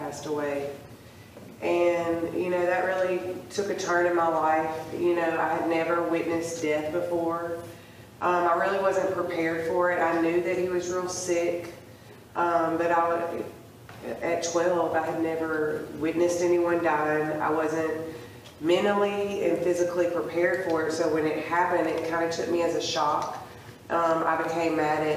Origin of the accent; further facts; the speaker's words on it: Columbus, Mississippi, United States; I'm from Columbus, Mississippi